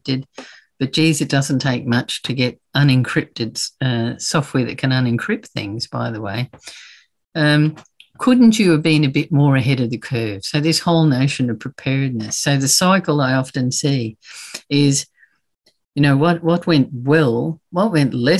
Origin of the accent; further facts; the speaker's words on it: Brisbane, Queensland, Australia; in Brisbane, in my hometown